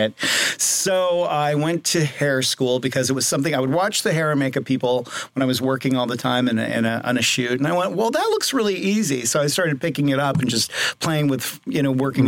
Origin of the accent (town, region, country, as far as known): Los Angeles, California, United States; born or raised there; also born or lived in Seattle